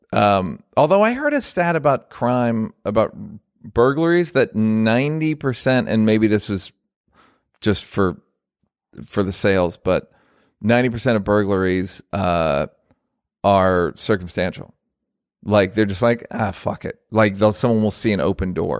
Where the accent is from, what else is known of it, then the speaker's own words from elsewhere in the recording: United States; I'm an American